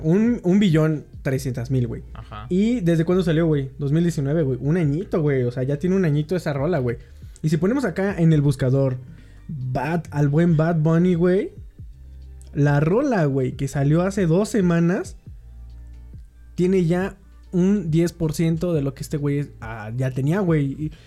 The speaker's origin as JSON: {"language": "Spanish", "country": "Mexico"}